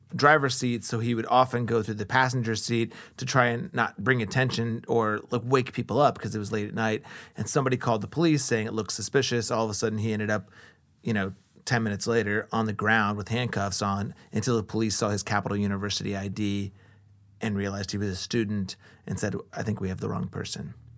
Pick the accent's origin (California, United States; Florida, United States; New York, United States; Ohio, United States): Ohio, United States; Columbus; I grew up on the East Side, too, like I said, The neighborhood I was raised in and the neighborhood I live in now